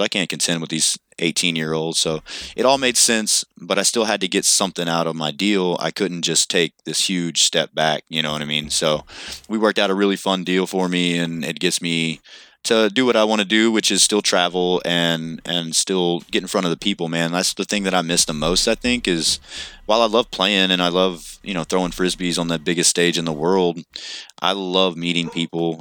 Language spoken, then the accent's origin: English; Kentucky, United States; I'm from Kentucky.